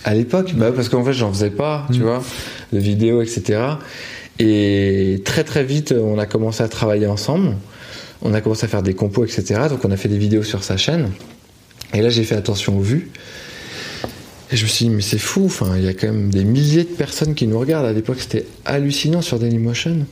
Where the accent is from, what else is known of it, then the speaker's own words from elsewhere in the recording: Paris, Île-de-France, France; on s'est installé dans un quartier de Paris près de Stalingrad. Et après, on a bougé juste à côté de Gare de l'Est.